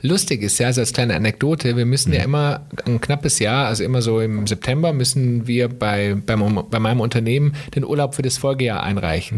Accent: Germany; bei uns in Deutschland

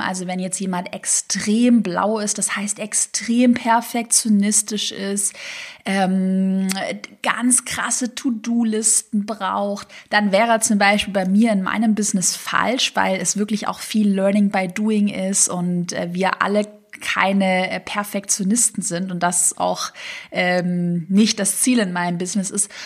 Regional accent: Tübingen, Baden-Württemberg, Germany; now in Berlin, Germany; Tübingen, da wo ich herkomme

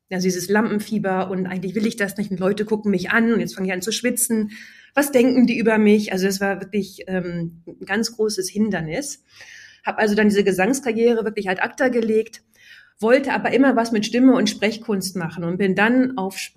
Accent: Syke, Lower Saxony, Germany; als ich zwölf war, habe ich damals auf dem Dorf äh, in Sieke bei Bremen, wo ich aufgewachsen bin

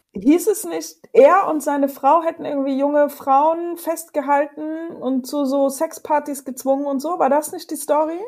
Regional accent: Chemnitz, Saxony, Germany; Seine Heimatstadt Chemnitz, die by the way auch meine Heimatstadt ist

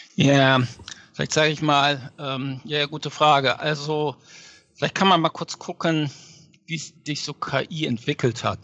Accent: Lower Saxony, Germany; moved away as an adult; also born or lived in Göttingen; now in New York, United States; Ja, ich bin ursprünglich aus Niedersachsen.

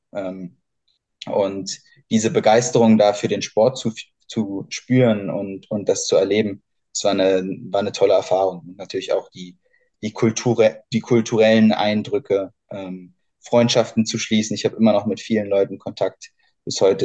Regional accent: Berlin, Germany; moved away as an adult; also born or lived in Oldenburg / Bamberg / Göttingen; now in Heidelberg, Germany; bin ursprünglich aus Berlin, in mhm. Berlin geboren und dort aufgewachsen.

